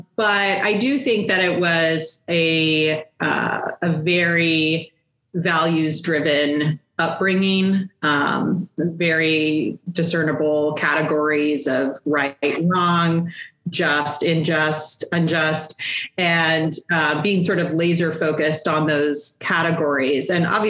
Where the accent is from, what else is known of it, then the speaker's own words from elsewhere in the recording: Colorado, United States; also born or lived in United Kingdom; Well, I was actually born in the UK. My parents were in the military, and we moved all over the place until I was about 10. And that's when we settled in Colorado. So I do consider Colorado home.